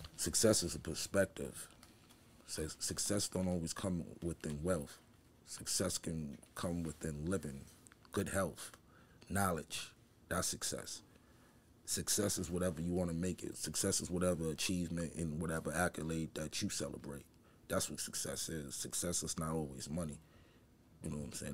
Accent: New York City, New York, United States; I grew up in um in the eighties. Harlem growing up

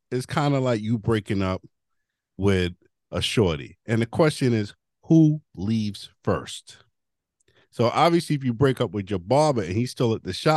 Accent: Jamaica; I'm Jamaican

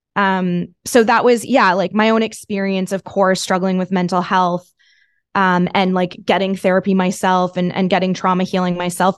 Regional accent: Thousand Islands, Ontario, Canada; moved away as an adult; also born or lived in Toronto; I was from the from the Thousand Islands this is in Canada

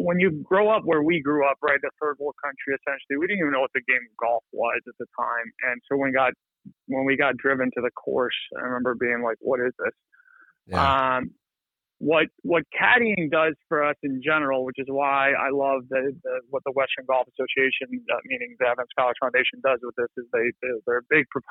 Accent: Kosovo; moved away; also born or lived in North Macedonia; We were born and raised in Kosovo

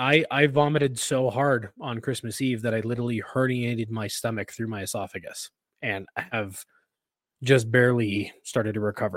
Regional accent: Louisiana, United States; like I'm from Louisiana.

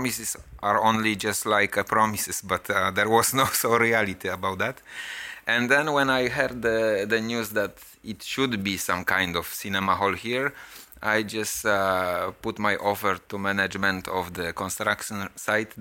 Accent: Gdansk, Pomeranian Voivodeship, Poland; I was born in Gdansk a long time ago

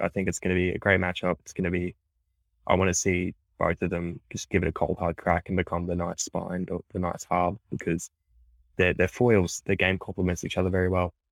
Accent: Queensland, Australia; because I'm a Queenslander

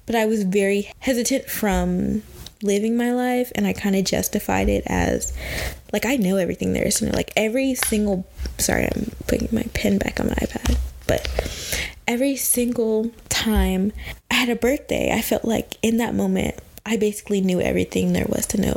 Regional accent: Texas, United States; moved away as an adult; also born or lived in Washington, D.C.; I'm originally from the South. I'm from Texas

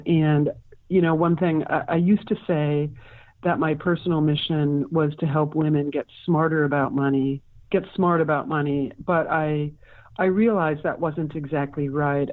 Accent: Milwaukee, Wisconsin, United States; moved away as an adult; now in San Francisco, United States; I'm a native of Wisconsin

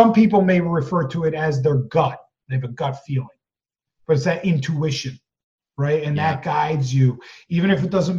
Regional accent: East Coast, United States; I'm from the East Coast

